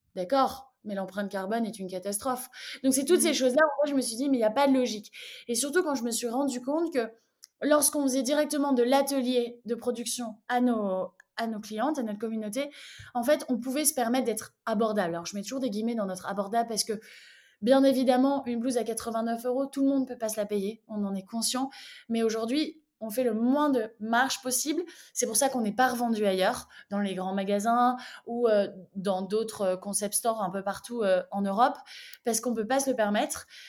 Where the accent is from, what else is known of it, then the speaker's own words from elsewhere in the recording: Lille, Hauts-de-France, France; moved away as an adult; also born or lived in London / New York; now in Brussels, Belgium; je suis originaire de Lille. j'ai vécu à Lille jusqu'à mes 21 ans.